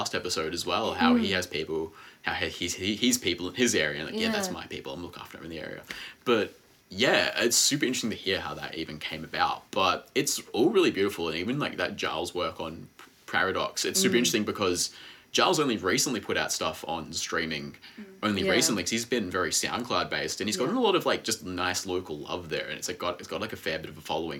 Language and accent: English; Melbourne, Victoria, Australia; where I come from in the West. So a lot of us are connected through in the West.